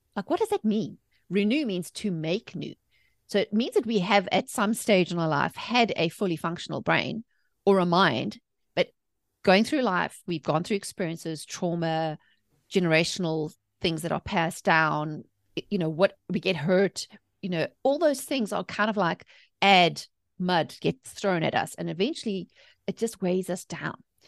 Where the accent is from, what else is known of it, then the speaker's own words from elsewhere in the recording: South Africa; moved away as an adult; also born or lived in England; now in United States; I was born and raised in South Africa.